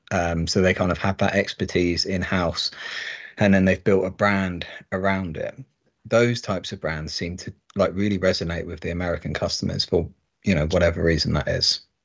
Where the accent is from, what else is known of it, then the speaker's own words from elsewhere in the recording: United Kingdom; being British